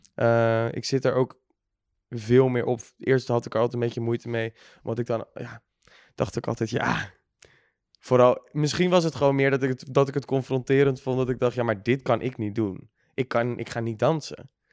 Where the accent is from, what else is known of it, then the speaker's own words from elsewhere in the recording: Bergambacht, South Holland, Netherlands; now in Amsterdam, Netherlands; woon nu in Amsterdam, maar ik kom uit Bergambacht